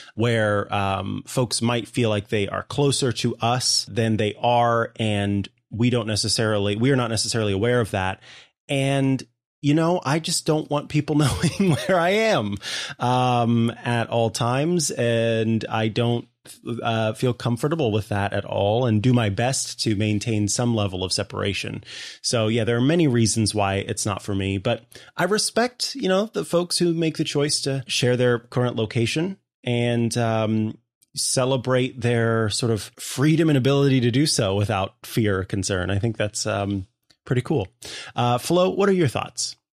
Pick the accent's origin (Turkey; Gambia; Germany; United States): United States; Midwest; I am from the Midwest